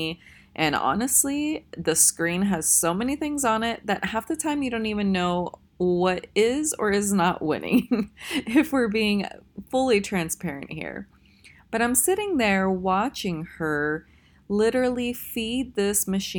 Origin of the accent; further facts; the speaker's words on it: Tennessee, United States; I'm actually from Tennessee